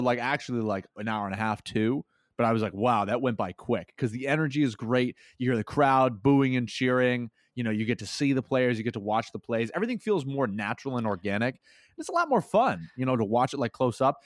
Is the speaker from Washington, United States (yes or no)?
no; Massachusetts, United States; moved away as an adult; also born or lived in Phoenix, Arizona; I am moving to Phoenix, Arizona from my hometown of Massachusetts